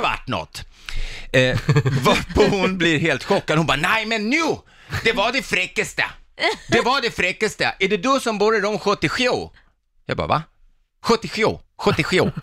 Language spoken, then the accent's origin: Swedish; Stockholm, Stockholm County, Sweden; also born or lived in Hudiksvall; som stockholmare